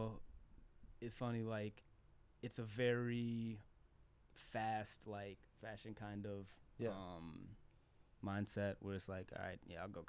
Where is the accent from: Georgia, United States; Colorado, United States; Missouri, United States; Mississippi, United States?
Georgia, United States; Atlanta; One of my best friends that I grew up with in Atlanta